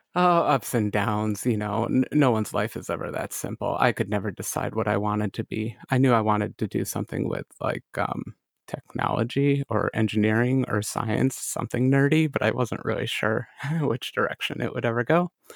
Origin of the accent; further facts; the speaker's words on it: Lockport, New York, United States; a little town called Lockport